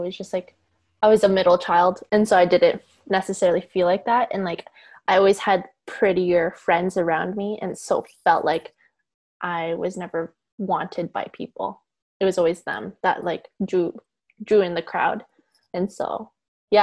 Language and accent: English; Calgary, Alberta, Canada; I grew up in Temple